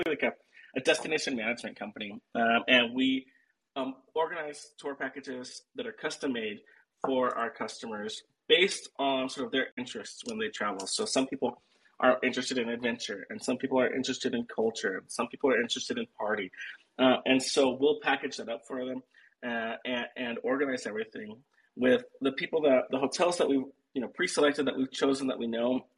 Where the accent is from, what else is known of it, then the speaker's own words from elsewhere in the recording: Central California, United States; also born or lived in Arizona / Boston; now in Medellín, Colombia; I grew up in California, in Central California